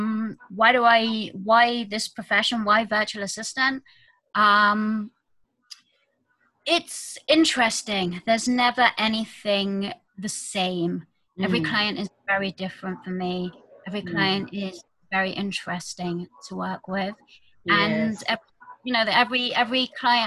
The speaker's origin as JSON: {"language": "English", "country": "United Kingdom", "moved": "as an adult", "lives_now": "Jerusalem, Israel", "said": "I am from the UK originally, as you can tell from my accent."}